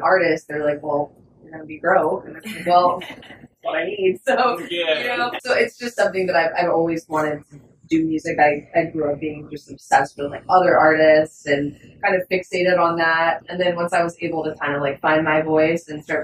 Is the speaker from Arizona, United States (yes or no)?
no; Denton, Texas, United States; also born or lived in St. Louis, Missouri / San Marcos, Texas / Austin, Texas; So I was born in St. Louis, Missouri. Moved to Texas when I was like 2. I'm from Denton, Texas, kind of north of Dallas area